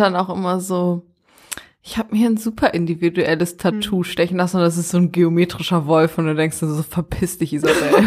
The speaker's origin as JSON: {"language": "German", "region": "Berlin", "country": "Germany", "said": "Ich komme aus Berlin"}